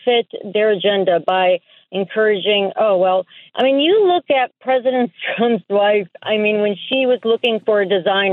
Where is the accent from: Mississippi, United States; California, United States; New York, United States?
New York, United States; I am an American born and raised in New York.